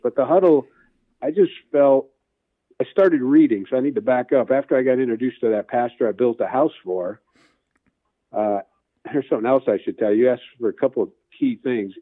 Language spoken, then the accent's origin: English; Gary, Indiana, United States; now in Indianapolis, United States; I grew up in Gary, Indiana, so I'm a, officially a region rat